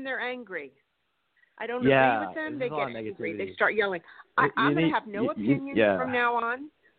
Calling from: California, United States; I'm calling from California.

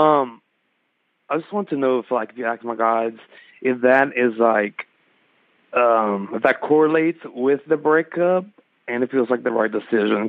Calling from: Lafayette, Louisiana, United States; I'm calling from Lafayette, Louisiana

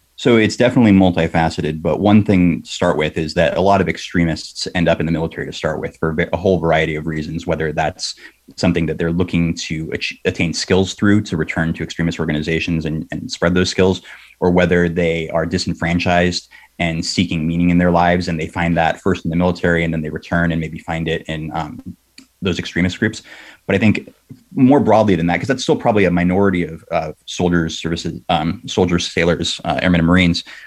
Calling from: South San Francisco, California, United States; I'm calling from South San Francisco.

